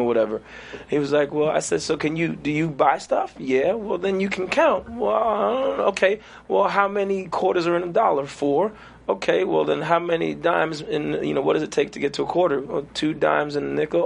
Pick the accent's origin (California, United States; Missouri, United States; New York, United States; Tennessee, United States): New York, United States; New York City; also born or lived in Trinidad; grew up in Flatbush, Brooklyn, New York.